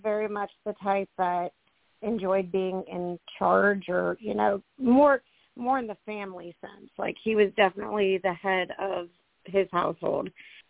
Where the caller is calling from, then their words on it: Ohio, United States; … from Ohio.